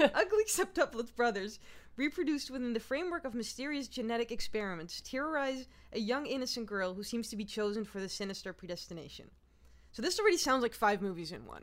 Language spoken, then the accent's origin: English; Netherlands; moved away; I am from Holland originally